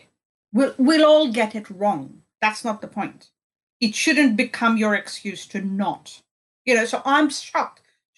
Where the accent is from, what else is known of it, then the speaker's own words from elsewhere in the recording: India; I grew up in India